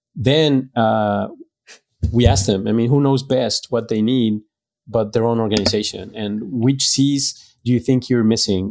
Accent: Mexico; also born or lived in France / Greece / Guatemala; now in Dallas, United States; I was born and raised in Mexico

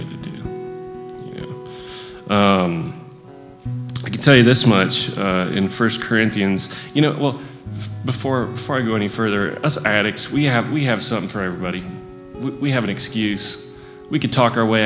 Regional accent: Northwest Ohio, United States; moved away; also born or lived in Aberdeen, North Carolina; I'm from Aberdeen, North Carolina. My whole life, I've been surrounded by alcoholics. I grew up in Northwest Ohio

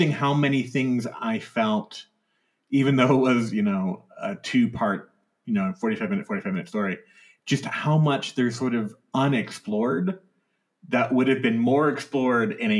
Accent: United States; as an American

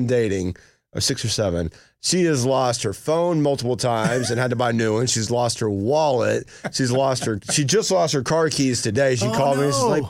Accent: Blairsville, Georgia, United States; Dude, I grew up in Blairsville where we didn't get alcohol in the town until I was a...

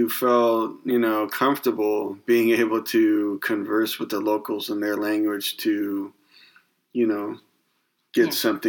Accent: Northern California, United States; where I grew up in Northern California.

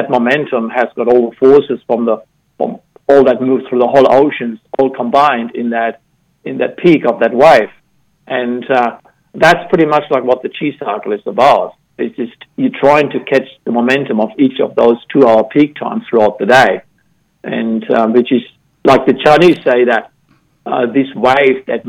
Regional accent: Germany; moved away; I grew up in Germany

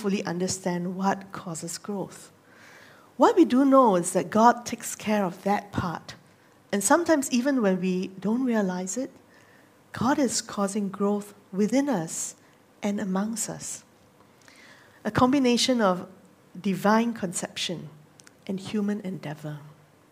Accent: Singapore; moved away as an adult; also born or lived in Nagano, Japan; I grew up in Singapore, but I'm very thankful that I got to live in some of the more rural areas in Japan when I was serving there.

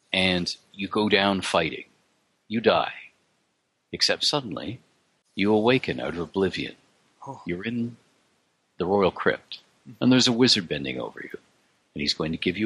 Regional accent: Canada; I'm Canadian

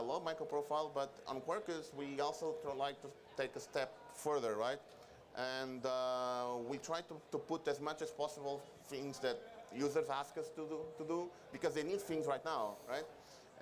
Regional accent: Venezuela; now in Portugal; I'm from Venezuela. I live in Portugal

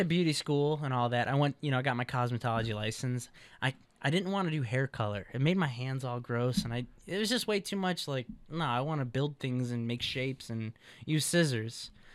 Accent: Chicago, Illinois, United States; moved away as an adult; now in West Coast, United States; I'm from Chicago, Illinois

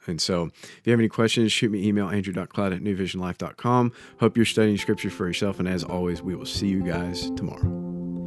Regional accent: United States; as an American

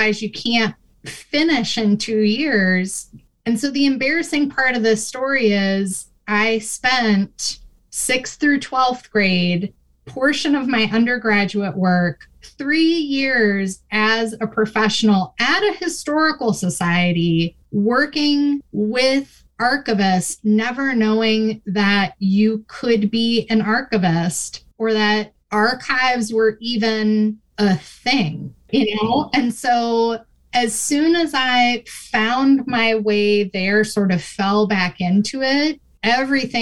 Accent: Minnesota, United States; moved away as an adult; now in Michigan, United States; I grew up in Minnesota

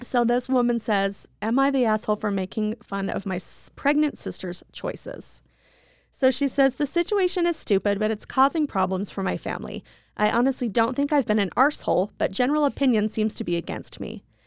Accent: Idaho, United States; I'm from Idaho

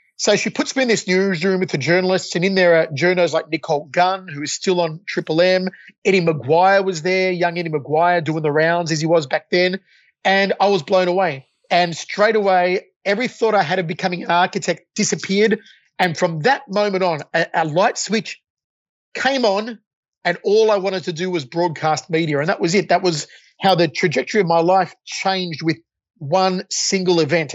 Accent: Australia; moved away as an adult; also born or lived in Las Vegas, United States

